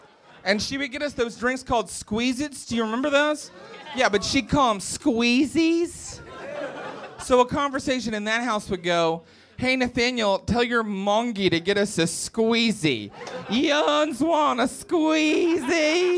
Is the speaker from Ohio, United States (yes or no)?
no; West Virginia, United States; So I grew up in West Virginia, and so you can't tell that I have an accent because I've risen above all of that.